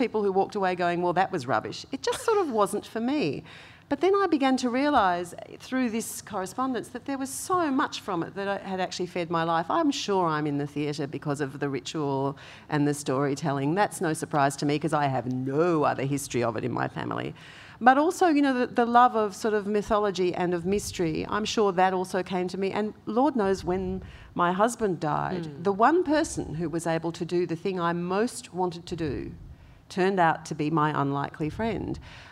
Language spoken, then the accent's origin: English; Gascoyne region of Western Australia, Australia; I grew up with Yamaji spirituality, which is the Gascoyne region of Western Australia